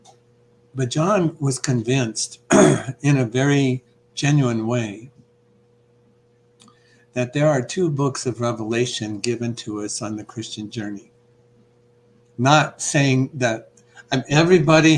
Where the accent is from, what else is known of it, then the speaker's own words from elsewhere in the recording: Iowa, United States; I grew up in Iowa